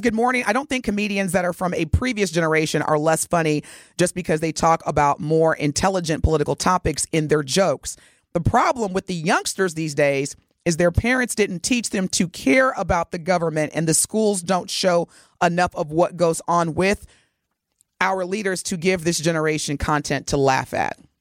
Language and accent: English; Evansville, Indiana, United States; also born or lived in Dallas, Texas; now in Milwaukee, United States; my hometown of Evansville